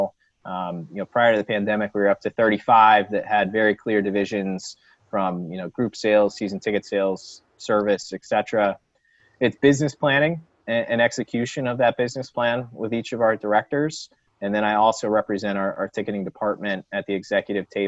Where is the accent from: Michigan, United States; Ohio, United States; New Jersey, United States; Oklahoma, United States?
Ohio, United States; Dayton; moved away as an adult; now in Philadelphia, United States; I grew up in Dayton, Ohio, went to the University of Dayton there.